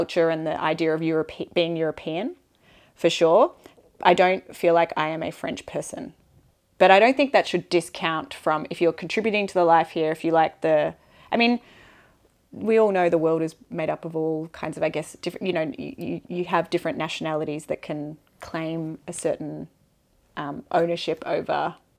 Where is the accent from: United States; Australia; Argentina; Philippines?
Australia; now in France; And I would never describe myself, even though my mum's Scottish, I would never describe myself as half Australian, half Scottish.